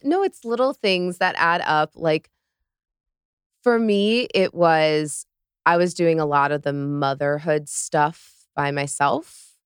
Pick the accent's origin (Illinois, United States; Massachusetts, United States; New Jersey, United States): Illinois, United States; central; moved away as an adult; also born or lived in New York; now in Miami, United States; I grew up on a farm in central Illinois, like, eight hundred people